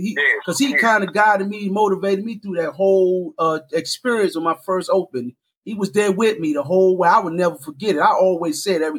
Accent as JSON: {"language": "English", "town": "Washington", "region": "District of Columbia", "country": "United States", "said": "I'm from Minnesota Avenue."}